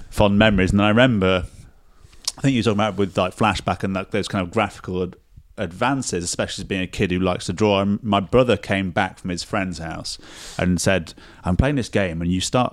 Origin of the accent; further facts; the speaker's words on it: Sheffield, Yorkshire and the Humber, United Kingdom; moved away; I'm from Sheffield originally